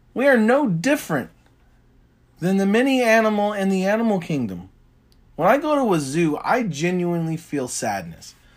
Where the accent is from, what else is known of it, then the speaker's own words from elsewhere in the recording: United States; I'm an American